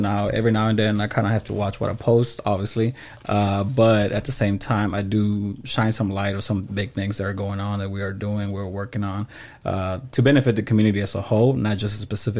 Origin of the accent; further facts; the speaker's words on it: Dallas, Texas, United States; Shout out to Oak Cliff. I'm from Oak Cliff. I live in Holland Hills.